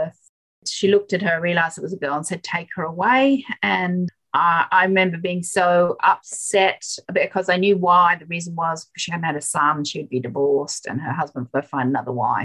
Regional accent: Yemen; now in Australia; I was born in Yemen and my mother was a midwife

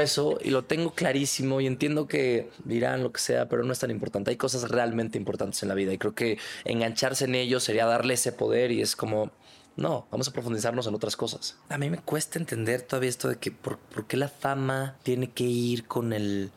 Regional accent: Culiacán, Sinaloa, Mexico; Soy del norte. Soy bueno con los mariscos, soy de Culiacán

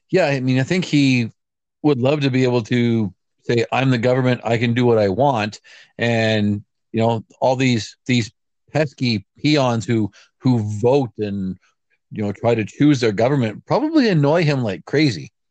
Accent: Canada; being a Canadian

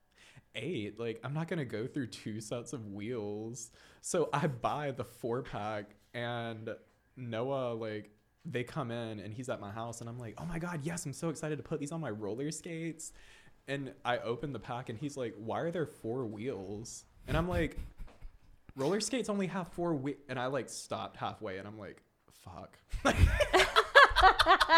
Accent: Savannah, Georgia, United States; I'm from Savannah. I've lived here my whole life

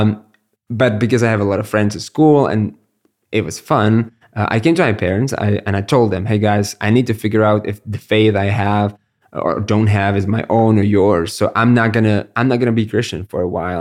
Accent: Brno, South Moravian Region, Czechia; I'm born and raised in Brno

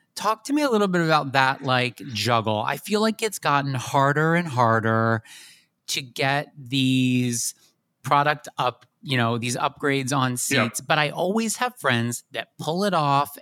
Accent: West Chester, Pennsylvania, United States; also born or lived in Catskills, New York; I'm from Chester County, so we're a county away. I'm from Westchester.

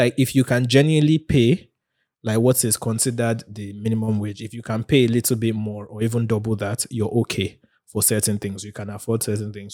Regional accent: Nigeria; being a Nigerian

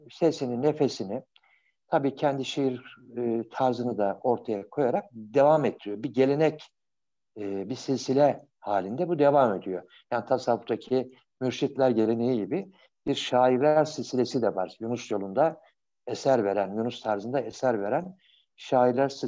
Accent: Bursa, Turkey; Ben Bursalıyım. Ben benim babam Yalovalı, annem Bursalı.

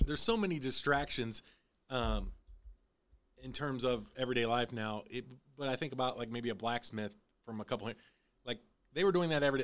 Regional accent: Illinois, United States; moved away; I'm originally from Illinois.

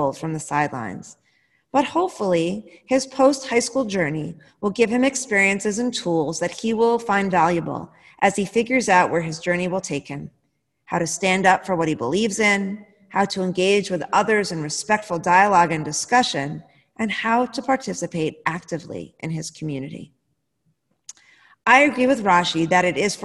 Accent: United States; As American citizens

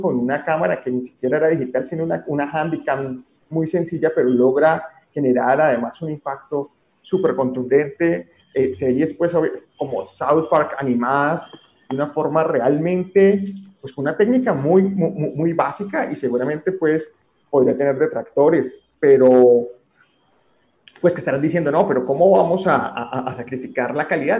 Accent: Colombia; como colombianos

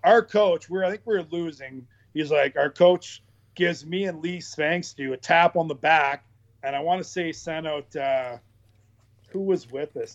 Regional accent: Pembroke, Ontario, Canada; in Pembroke, where I live.

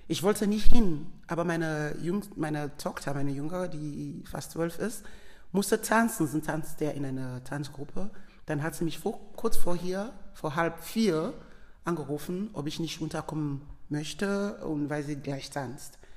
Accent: Sierra Leone; German is a second language; ich bin selber ein Themne, ich komme aus der Themne Volka, die waren diese Krieger bei dieser Schönheit, so Beauty of Sierra Leone, wo ich sagen kann, my, my Sierra Leone is beautiful.

